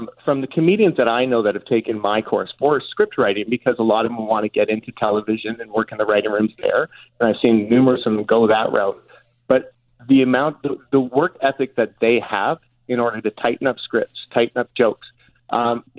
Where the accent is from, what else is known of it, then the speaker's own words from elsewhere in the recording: Winnipeg, Manitoba, Canada; now in Toronto, Canada; when I was growing up in Winnipeg